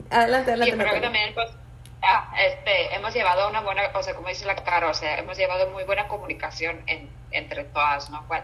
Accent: Finland; Spanish is a second language; soy de Finlandia, ¿no? Entonces

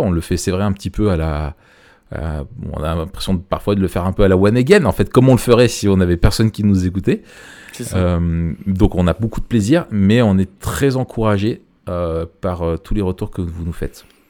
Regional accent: France; chez nous en France, dans notre pays

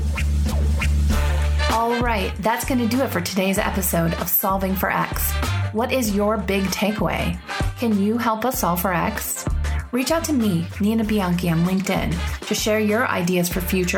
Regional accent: Detroit, Michigan, United States; also born or lived in Washington, D.C.; now in Colorado, United States; I'm from Detroit originally

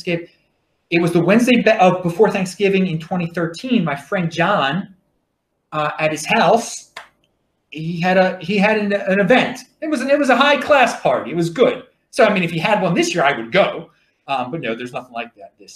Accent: Baltimore, Maryland, United States; accent: Baltimore; That's my Baltimore accent.

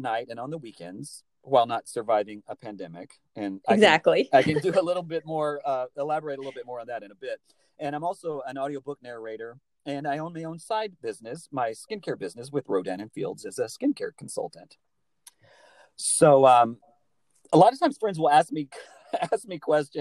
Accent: Alabama, United States; moved away as an adult; also born or lived in New York City; I'm from Alabama originally, born and raised in the South

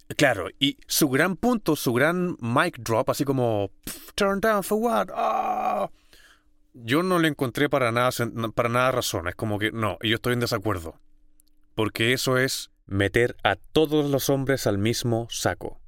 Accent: San Bernardo, Santiago Metropolitan Region, Chile; nacido y criado en Santiago, en San Bernardo

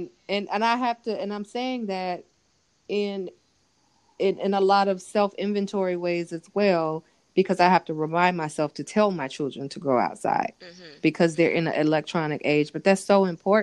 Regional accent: California, United States; moved away; where I grew up in California

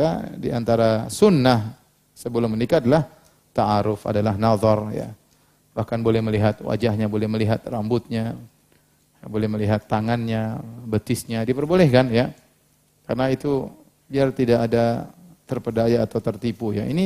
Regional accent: Cirebon, West Java, Indonesia; Di kampung saya, Cirebon, bagi yang penduduk asli, Bangga dua, apa ini? Bango dua.

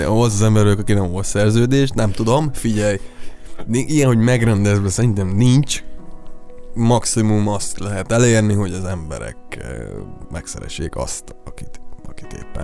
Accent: Szabolcs-Szatmár-Bereg, Hungary; moved away; az egész családban mulató zenészek vannak, de nálunk ott vidéken Szabolcsban ez nagyon, nagyon, nagyon menő cucc

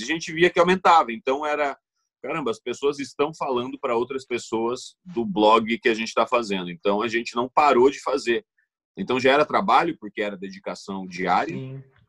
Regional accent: Sinop, Mato Grosso, Brazil; also born or lived in Cuiabá; eu cresci é, em Cuiabá, onde eu nasci, no, no, no capital, na capital do Mato Grosso. Uhum. E depois eu fui para Sinop, que é uma cidade no interior do Mato Grosso, e foi lá que eu cresci

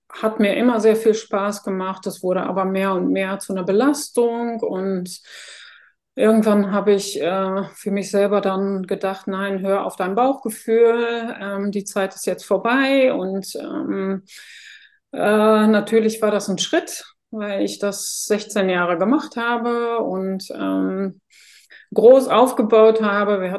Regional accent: Netherlands; German is a second language; now in Germany; ich bin ja gebürtige Niederländerin

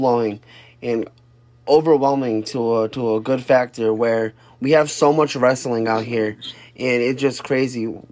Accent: Connecticut, United States; I'm from Connecticut

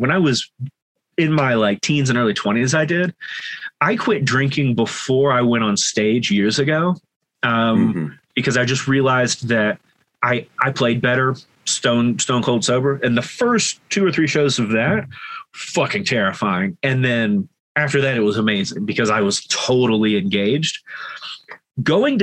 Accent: Deep South, United States; moved away; I'm from the Deep South originally

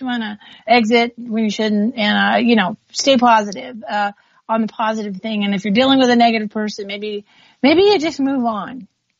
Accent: United States; You know, as I say, I'm Native American.

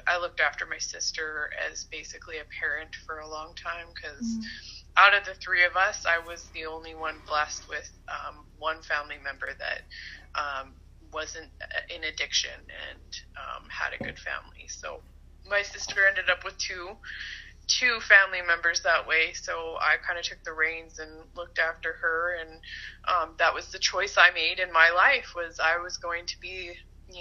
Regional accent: Port Alberni, British Columbia, Canada; also born or lived in Kelowna, British Columbia; grown up in BC. I was born on Vancouver Island in Port Alberni. I spent most of my life there, kind of all over the island.

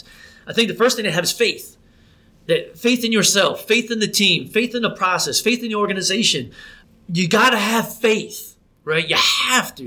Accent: New Jersey, United States; moved away as an adult; I grew up in New Jersey

